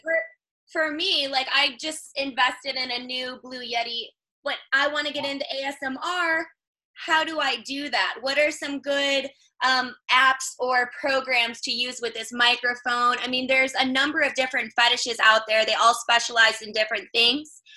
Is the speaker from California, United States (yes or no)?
no; Chicago, Illinois, United States; moved away as an adult; now in North Carolina, United States; I'm from Chicago originally, but I got into this after I relocated down to North Carolina